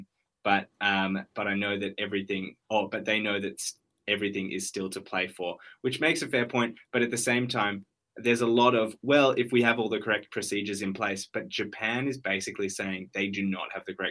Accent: Sydney, New South Wales, Australia; I grew up in Sydney.

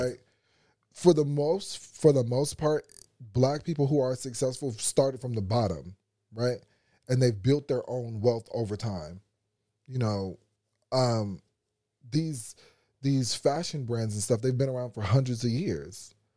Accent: United States; being an American

